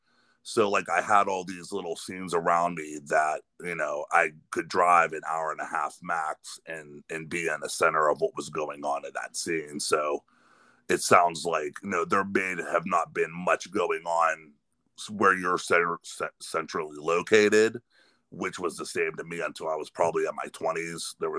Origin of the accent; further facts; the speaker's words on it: Western Pennsylvania, United States; now in Youngstown, United States; I live right outside of Youngstown, Ohio, but I grew up in Western Pennsylvania